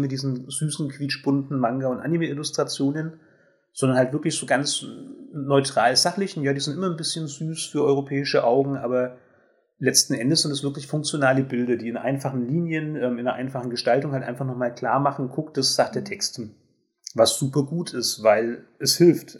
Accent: Germany; ich bin Deutsche

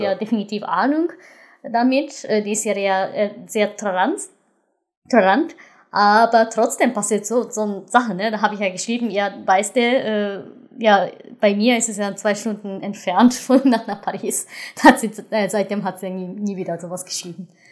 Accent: Japan; German is a second language; now in Germany; Also ich bin Japanerin, ich, ich komme aus diesem Land.

